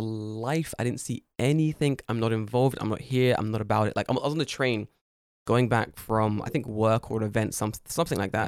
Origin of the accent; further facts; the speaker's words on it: United Kingdom; now in Japan; I'm British.